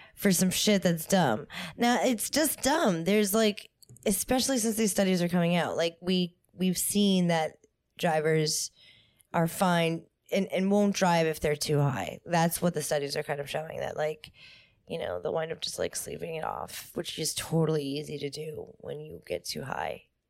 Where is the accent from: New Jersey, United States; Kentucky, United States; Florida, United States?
New Jersey, United States; I'm from New Jersey